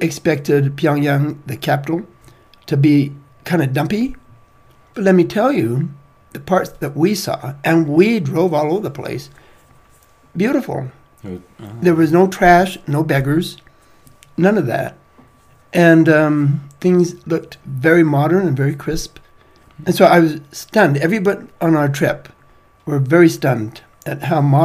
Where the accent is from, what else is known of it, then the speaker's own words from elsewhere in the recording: United States; being American